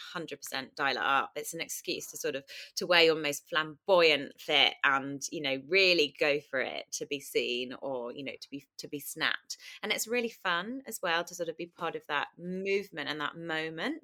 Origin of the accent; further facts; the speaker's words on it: Kingston upon Thames, London, United Kingdom; I grew up in Kingston, southwest London.